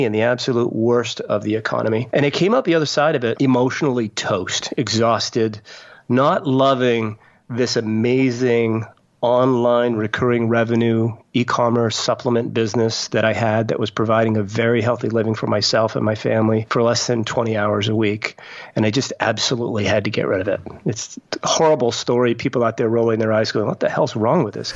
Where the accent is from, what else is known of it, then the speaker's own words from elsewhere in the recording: Maine, United States; now in North Carolina, United States; I grew up in Maine